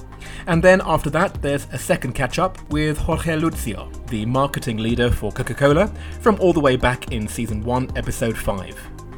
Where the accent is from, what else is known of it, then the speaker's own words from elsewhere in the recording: London, United Kingdom; now in Shanghai, China; My hometown is not far from that in northwest London.